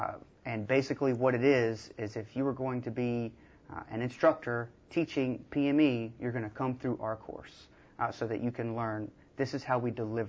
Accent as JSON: {"language": "English", "region": "Alabama", "country": "United States", "moved": "as an adult", "said": "I'm originally from Alabama, about an hour and a half down the road from here, and I was 23 years old."}